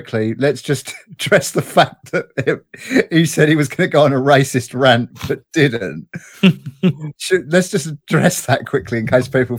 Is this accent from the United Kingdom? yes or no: yes; United Kingdom; we are British